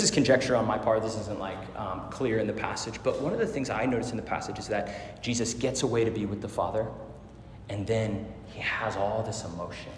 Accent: Arizona, United States; I grew up in Arizona, so this is like the north edge of Phoenix

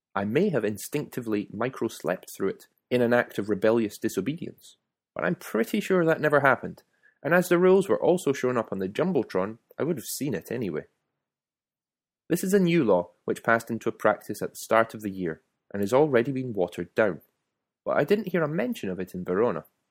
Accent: Scotland, United Kingdom; moved away as an adult; now in Italy; I was from Scotland

